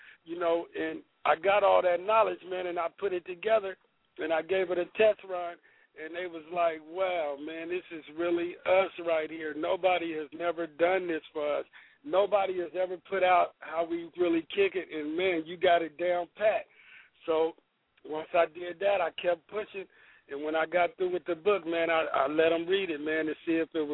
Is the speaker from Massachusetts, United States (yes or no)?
no; Sacramento, California, United States; I'm from Del Paso Heights in Sacramento